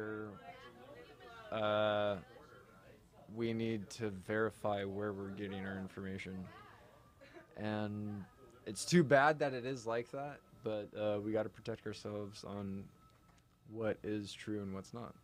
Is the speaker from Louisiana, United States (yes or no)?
no; Orange County, California, United States; I grew up Orange County. I'm OG surfer.